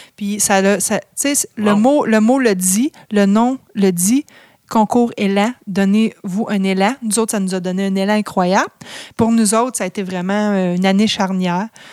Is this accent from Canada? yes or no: yes; Drummondville, Quebec, Canada; also born or lived in Montreal / Sherbrooke; je suis native de Drummondville